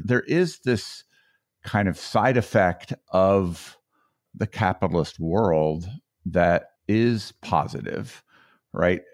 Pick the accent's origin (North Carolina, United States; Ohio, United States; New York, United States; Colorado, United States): Colorado, United States; That's my home state